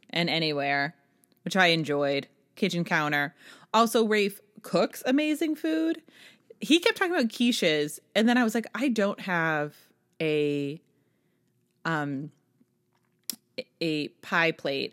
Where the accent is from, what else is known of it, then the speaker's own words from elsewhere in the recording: New Hampshire, United States; I was from New Hampshire